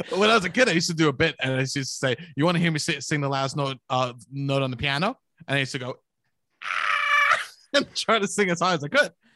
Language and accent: English; New York, United States; I'm from New York